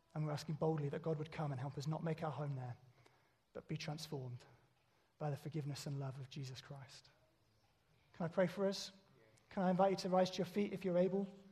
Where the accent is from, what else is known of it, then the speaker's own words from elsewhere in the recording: United Kingdom; we're British